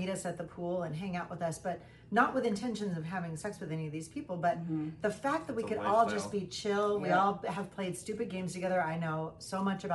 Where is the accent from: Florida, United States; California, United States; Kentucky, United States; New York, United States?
California, United States; Los Angeles; We're from Los Angeles.